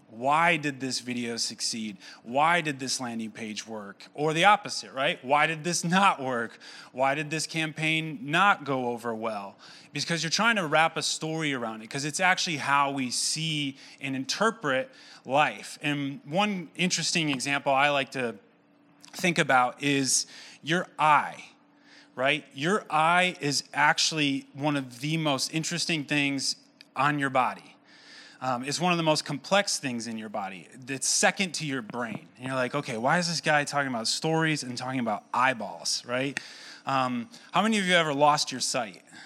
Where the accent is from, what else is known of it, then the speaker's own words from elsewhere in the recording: Owosso, Michigan, United States; born and raised in Owasso